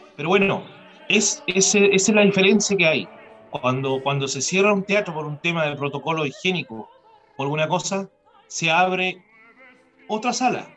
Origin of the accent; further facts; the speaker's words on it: Chile; moved away; siendo un chileno